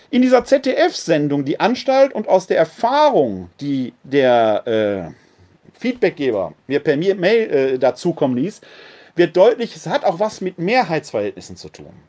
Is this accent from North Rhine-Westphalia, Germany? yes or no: yes; Essen, North Rhine-Westphalia, Germany; born there; also born or lived in Munich / Bochum / Witten / Wuppertal; ich bin in Essen geboren, habe in München gelebt, in Bochum, in Witten, in Wuppertal, in Bonn, wieder in Wuppertal.